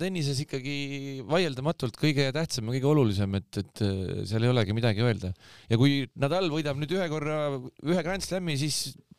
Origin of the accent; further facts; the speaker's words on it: Saare County, Estonia; mina ise olen Saaremaalt pärit, onju, saarlane